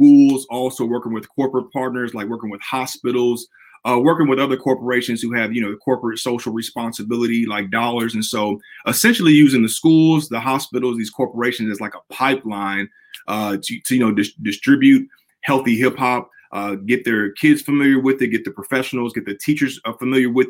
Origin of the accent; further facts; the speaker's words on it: Kansas City, United States; I'm originally from Kansas City